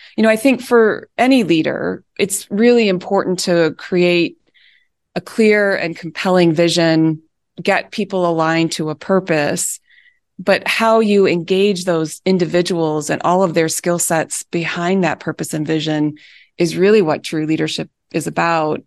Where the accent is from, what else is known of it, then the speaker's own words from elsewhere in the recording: Michigan, United States; moved away as an adult; also born or lived in Chicago; I had never, uh, moved away from growing up in Michigan